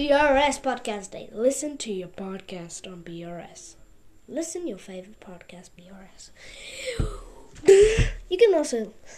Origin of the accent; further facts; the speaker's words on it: Russia; also born or lived in Mexico; now in United States; because I'm from Russia, kind of I got to live in America. It's kind of amazing. Yes, guys, I also lived in Mexico.